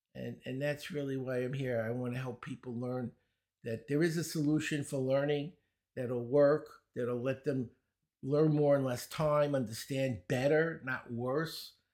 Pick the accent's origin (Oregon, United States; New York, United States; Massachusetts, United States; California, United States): New York, United States; New York City; accent: Brooklyn; I grew up in Brooklyn. You might notice, uh, I have a Brooklyn accent